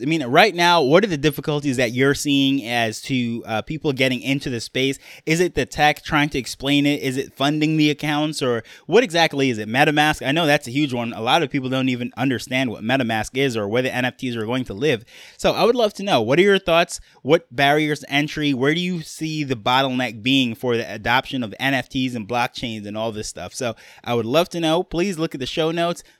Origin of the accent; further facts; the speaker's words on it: New York, United States; accent: New York; moved away as an adult; now in Jamaica; I grew up in New York, so that is why I have my New York accent